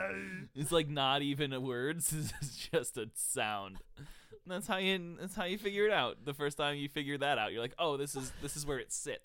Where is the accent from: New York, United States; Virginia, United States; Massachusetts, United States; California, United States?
New York, United States; Buffalo; The other one is my hometown. I really like Buffalo, New York.